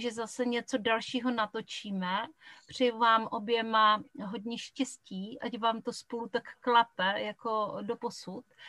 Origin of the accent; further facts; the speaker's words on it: Kuchelná, Moravian-Silesian Region, Czechia; accent: short vowels (local Silesian/Moravian speech); já pocházím z Kuchelné, což je vesnice úplně u polských hranic